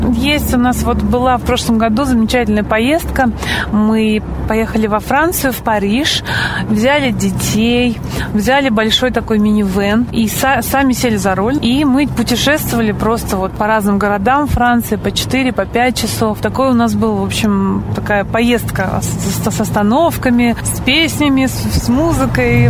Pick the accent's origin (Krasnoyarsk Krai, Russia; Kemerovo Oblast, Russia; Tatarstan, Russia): Tatarstan, Russia; Bugulma; now in Moscow, Russia; Город Бугульма, это где я родилась, откуда я родом, Татарстан